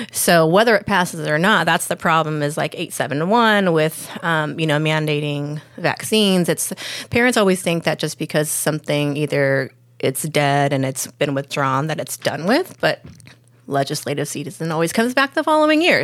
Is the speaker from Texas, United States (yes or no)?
no; Lakewood, California, United States; now in San Diego, United States; I grew up in Lakewood